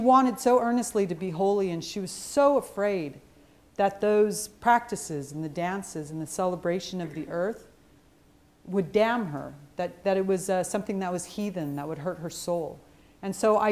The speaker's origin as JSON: {"language": "English", "town": "Yuma", "region": "Arizona", "country": "United States", "tie": "born or raised there", "said": "I was born in Yuma, Arizona."}